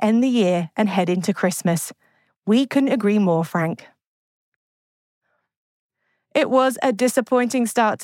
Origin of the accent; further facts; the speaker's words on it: United Kingdom; as a Brit